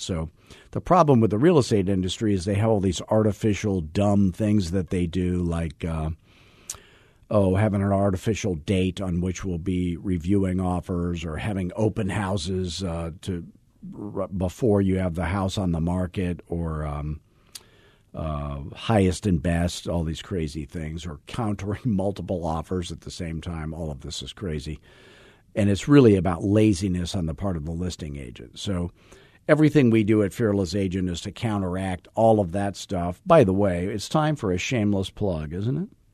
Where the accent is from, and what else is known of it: Arizona, United States; born or raised there